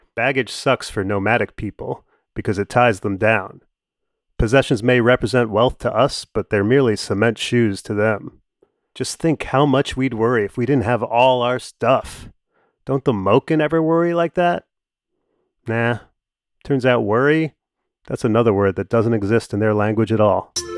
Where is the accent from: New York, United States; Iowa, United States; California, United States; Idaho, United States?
New York, United States; I'm a New Yorker